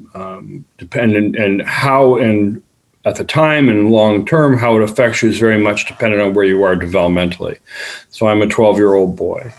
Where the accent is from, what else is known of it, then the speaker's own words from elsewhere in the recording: Toronto, Ontario, Canada; also born or lived in Buffalo; I'm Canadian. I'm from Toronto